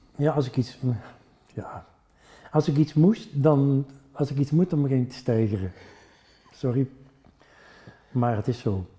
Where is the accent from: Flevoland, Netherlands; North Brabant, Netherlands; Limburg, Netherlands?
North Brabant, Netherlands; accent: Brabants; first language Brabantian; Dutch is a second language; now in Ghent, Belgium; ik ben toch wel Brabander. Dat krijg je er niet uit